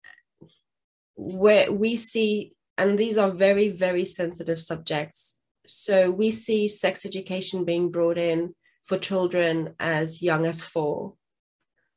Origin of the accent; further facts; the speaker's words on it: South Africa; English is a second language; now in England; I'm originally from South Africa